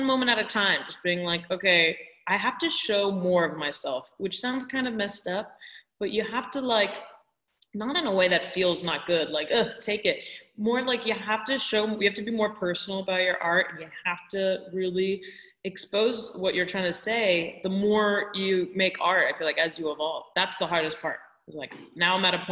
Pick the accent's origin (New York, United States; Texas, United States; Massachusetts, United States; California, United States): California, United States; I was born and raised in California